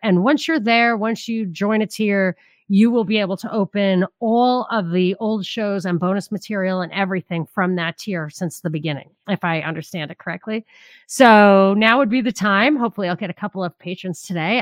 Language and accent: English; New York, United States; where I grew up in New York